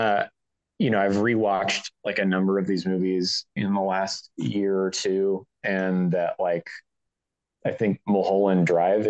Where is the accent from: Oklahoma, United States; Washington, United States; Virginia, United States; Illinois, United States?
Washington, United States; Pacific Northwest, town where Twin Peaks was filmed; I grew up in the Pacific Northwest. I grew up in the town where they filmed Twin Peaks